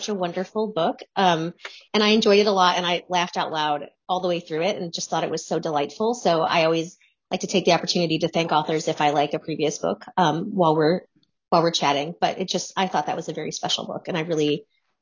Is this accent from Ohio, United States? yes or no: yes; Ohio, United States; I'm an Ohio girl